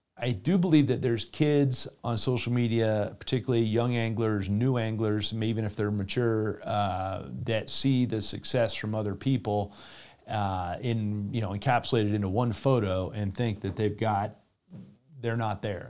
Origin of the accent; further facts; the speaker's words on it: Florida, United States; my home state down in the southeast in Florida